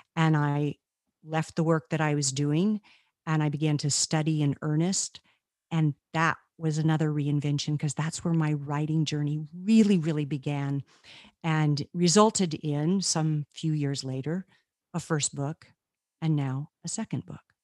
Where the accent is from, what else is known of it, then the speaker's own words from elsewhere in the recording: Carlsbad, New Mexico, United States; I was born in Carlsbad Caverns, New Mexico, where my father was the, um, park naturalist